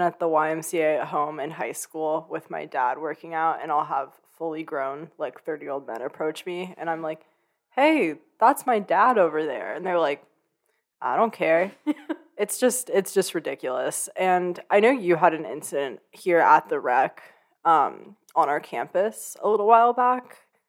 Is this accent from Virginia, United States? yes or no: no; Oakland, California, United States; moved away as an adult; I grew up in Oakland, which is a almost predominantly Black city. It's just incredibly diverse.